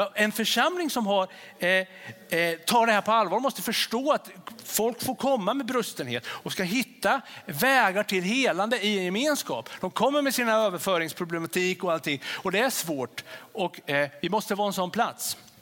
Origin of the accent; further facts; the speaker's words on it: Sweden; Vi är svenskar och vi är män och vi är kvinnor